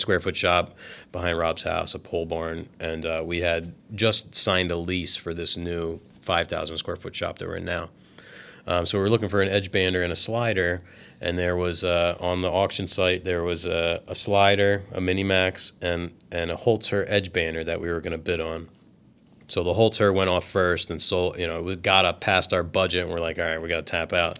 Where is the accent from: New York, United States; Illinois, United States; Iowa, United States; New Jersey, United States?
New Jersey, United States; we're from New Jersey, and we live right on the coast